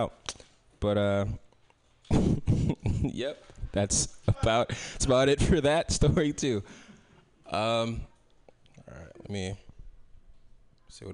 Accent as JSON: {"language": "English", "town": "San Francisco", "region": "California", "country": "United States", "tie": "born or raised there", "said": "I grew up here in San Francisco"}